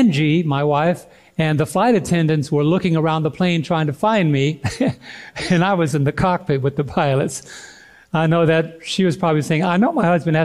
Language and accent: English; New York, United States; moved away; I'm a New Yorker